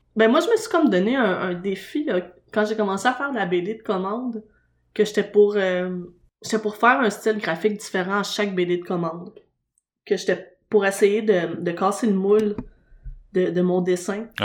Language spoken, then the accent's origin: French; Montreal, Quebec, Canada; j'habite, puis je suis né dans Schlaga